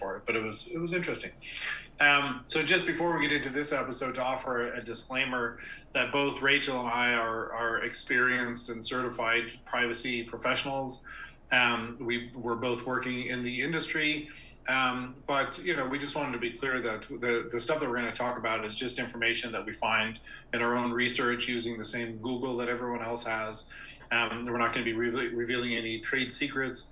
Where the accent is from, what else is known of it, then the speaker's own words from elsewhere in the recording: Ireland; moved away as an adult; also born or lived in Dublin; now in United States; While I was born in the United States, I was just a wee lad when my family moved to Ireland. I think I was about 5 years old, and I grew up in Ireland